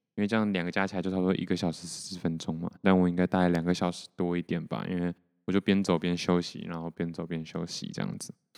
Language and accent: Chinese; Taiwan; 我是台湾人